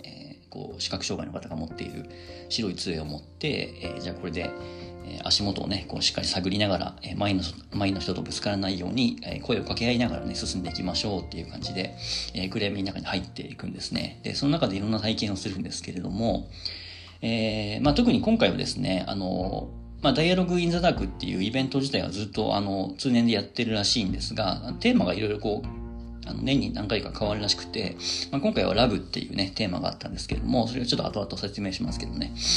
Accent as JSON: {"language": "Japanese", "region": "Tochigi", "country": "Japan", "tie": "born or raised there", "moved": "yes", "said": "僕の地元栃木県"}